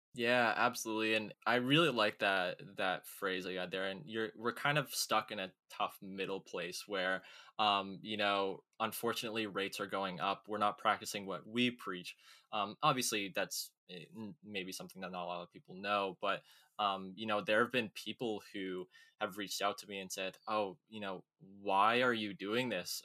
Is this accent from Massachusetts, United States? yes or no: yes; Woburn, Massachusetts, United States; also born or lived in Lewiston, Maine; I'm 21 from Woburn, Massachusetts, uh, in the United States, which is about 10 miles north of Boston